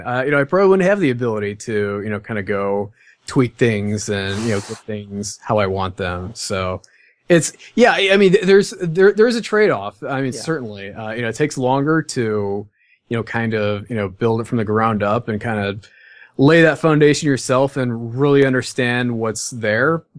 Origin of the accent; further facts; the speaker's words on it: Midwest, United States; I'm from the Midwest